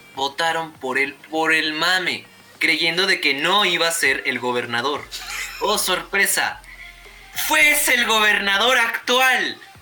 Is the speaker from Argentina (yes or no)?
no; Mexico